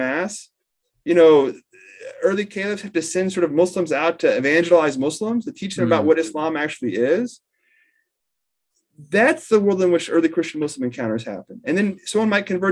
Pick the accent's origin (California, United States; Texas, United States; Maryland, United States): Texas, United States; Houston; I'm from Houston